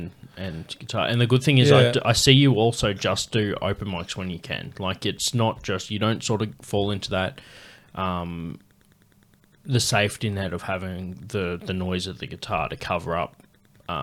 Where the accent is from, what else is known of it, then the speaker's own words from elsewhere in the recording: Queensland, Australia; I only thought of that mentioning the like homophobia and like growing up in Queensland and that sort of shit.